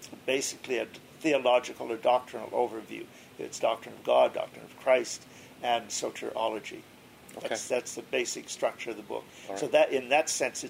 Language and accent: English; New Brunswick, Canada; moved away as an adult; also born or lived in United States; I was brought up Oneness Pentecostal. In New Brunswick